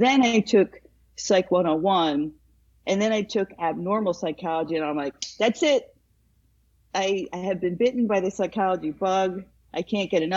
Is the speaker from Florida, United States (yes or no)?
no; Princeton, New Jersey, United States; Since high school, since we're from the Princeton area